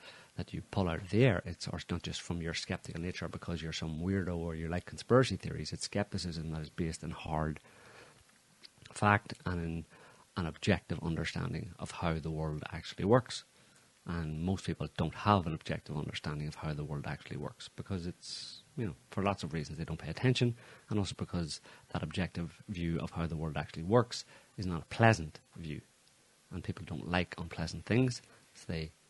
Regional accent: Northern Ireland, United Kingdom; like I grew up in Northern Ireland

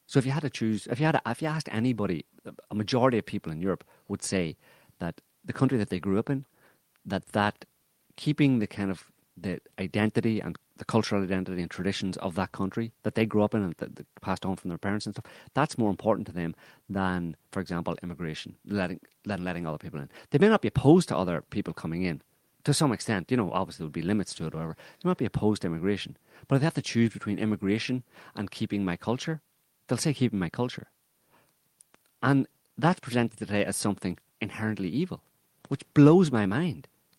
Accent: Ireland; it's a bizarre thing because I'm Irish, and it's a bizarre thing coming from Ireland, because Ireland has a long, long history, especially from my community

